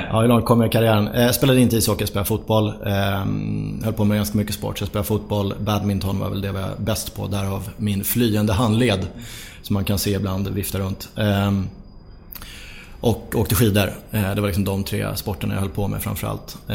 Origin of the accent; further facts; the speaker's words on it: Sollentuna, Stockholm County, Sweden; Eh, jag växte upp i Sollentuna norr om Stockholm.